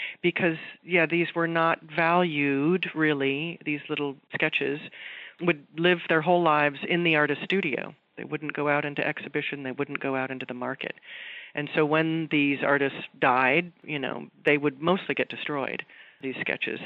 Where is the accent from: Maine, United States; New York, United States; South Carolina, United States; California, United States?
California, United States; Los Angeles; I'm from Southern California